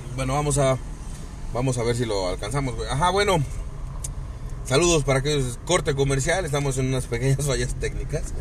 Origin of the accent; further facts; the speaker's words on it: Cuernavaca, Morelos, Mexico; los que somos aquí de, de Cuernavaca, de Morelos